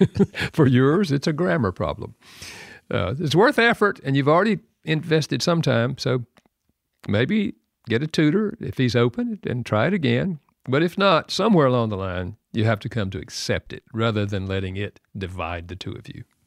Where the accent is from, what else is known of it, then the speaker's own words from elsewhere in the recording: the South, United States; I'm from the South